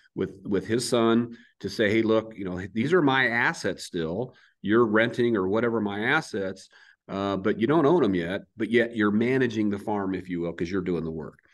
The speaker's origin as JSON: {"language": "English", "town": "Crawfordsville", "region": "Iowa", "country": "United States", "tie": "born or raised there", "also_born_or_lived": "Adel, Iowa", "moved": "as an adult", "lives_now": "Bella Vista, United States", "said": "I grew up in Southeast Iowa, a little town called Crawfordsville, but out in the country. So I'm a farm kid"}